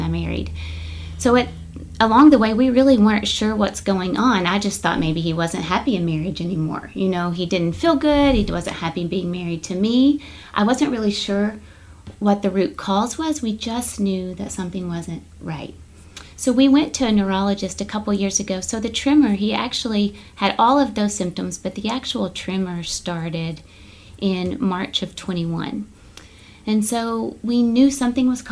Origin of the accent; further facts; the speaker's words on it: Somerset, Kentucky, United States; I'm from Somerset, Kentucky